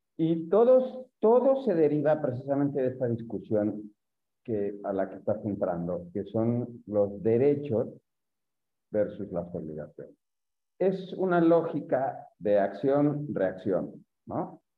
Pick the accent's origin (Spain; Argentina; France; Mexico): Mexico; los mexicanos decimos